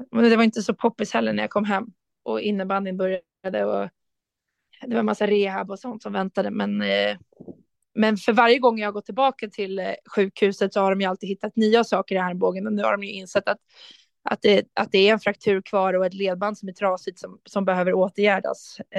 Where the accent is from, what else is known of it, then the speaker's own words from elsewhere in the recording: Rotebro, Stockholm County, Sweden; jag hävdar fortfarande att jag kommer från Rotebro och inte från Sollentuna, även fast de har bytt namn.